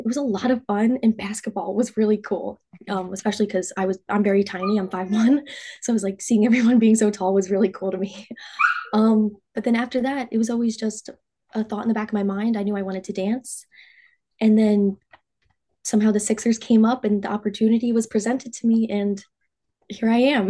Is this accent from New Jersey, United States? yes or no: yes; Cherry Hill, New Jersey, United States; I'm from Cherry Hill, New Jersey